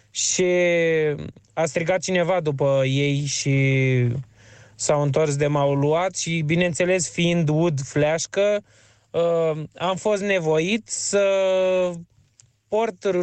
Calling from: Pantelimon, Romania; din Pantelimon

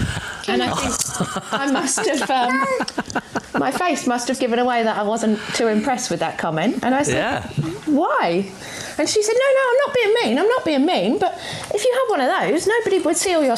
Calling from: Bexhill, South East England, United Kingdom; I'm calling from Bexhill in East Sussex.

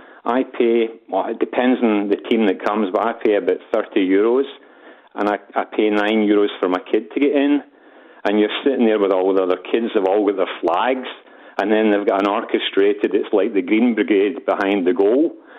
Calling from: Geretsried, Bavaria, Germany; Yeah, I'm calling in from Geretsried, which is about 30 kilometres south of Munich.

